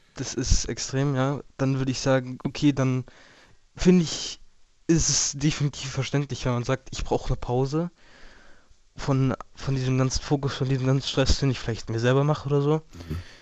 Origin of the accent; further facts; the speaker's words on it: Geisenheim, Hesse, Germany; ich komme aus Geisenheim am Rhein